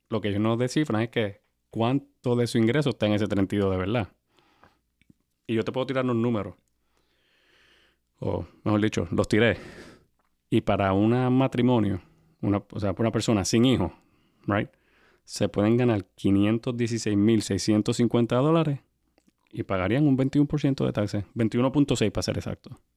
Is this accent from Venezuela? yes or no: no; Puerto Rico; nosotros somos de Puerto Rico, ¿verdad?